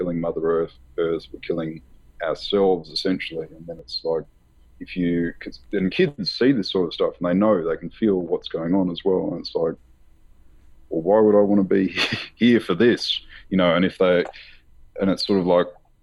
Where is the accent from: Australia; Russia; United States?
Australia; growing up in Australia, we're a secular society